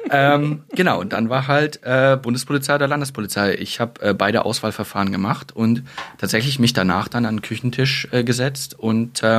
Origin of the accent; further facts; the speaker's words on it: Saxony, Germany; accent: Saxon; Also ich habe diesen Dialekt tatsächlich versucht abzulegen. Manchmal hört man es noch raus.